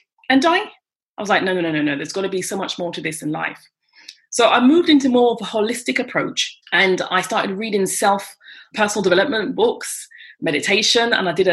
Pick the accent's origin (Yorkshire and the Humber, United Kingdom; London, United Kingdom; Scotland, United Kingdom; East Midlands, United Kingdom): London, United Kingdom; moved away as an adult; now in France; I'm British, from London, England. And I've been living in France for 26 years.